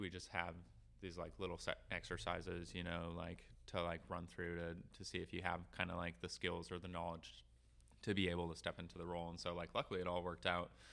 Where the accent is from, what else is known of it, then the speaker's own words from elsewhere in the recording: Duluth, Minnesota, United States; now in South Dakota, United States; Duluth, Minnesota. Like I grew up on the North Shore, at least like my childhood on the North Shore